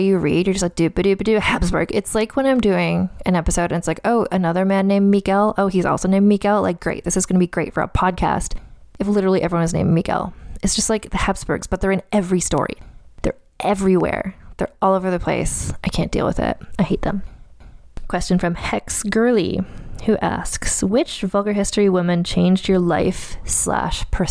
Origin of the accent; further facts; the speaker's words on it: Saskatchewan, Canada; I'm from Saskatchewan.